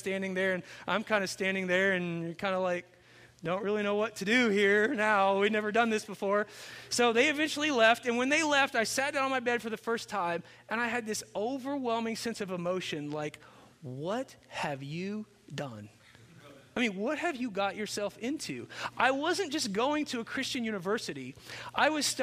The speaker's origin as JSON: {"language": "English", "town": "Chandler", "region": "Indiana", "country": "United States", "tie": "born or raised there", "also_born_or_lived": "Cincinnati, Ohio", "moved": "as an adult", "said": "I grew up in Chandler, Indiana, which is a town of one stoplight"}